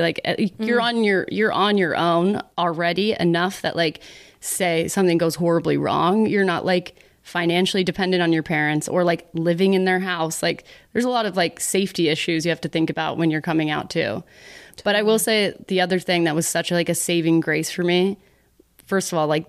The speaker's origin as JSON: {"language": "English", "town": "Dallas", "region": "Texas", "country": "United States", "said": "Spread the news. I'm from Dallas, you know."}